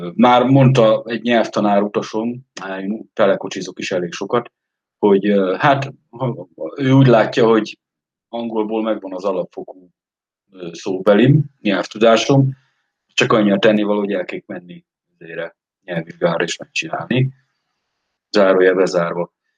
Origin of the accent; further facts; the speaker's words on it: Eastern Hungary, Hungary; moved away as an adult; Én Kelet-Magyarországról jövök